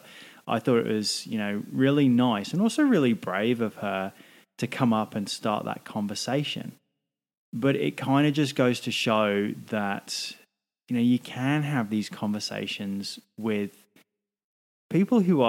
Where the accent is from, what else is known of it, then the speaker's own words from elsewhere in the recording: England, United Kingdom; now in Australia; I'm English.